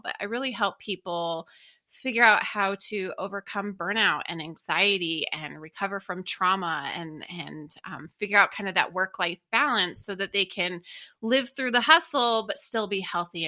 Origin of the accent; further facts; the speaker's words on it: New Mexico, United States; I born and raised in New Mexico. I lived off the grid in the mountains outside of Albuquerque, New Mexico with my parents